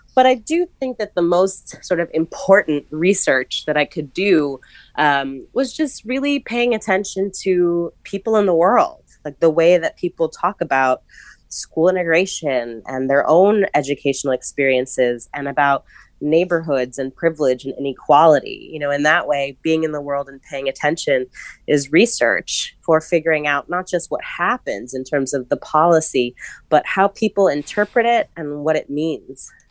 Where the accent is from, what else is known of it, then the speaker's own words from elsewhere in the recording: New York City, New York, United States; I was a scholarship kid at a private school in New York City